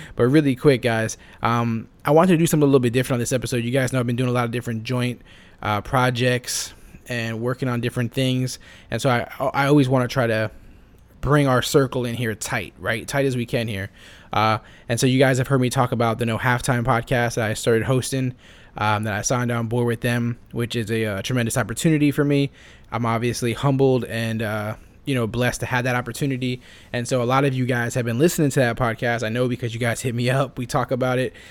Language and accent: English; Florida, United States; I grew up in Florida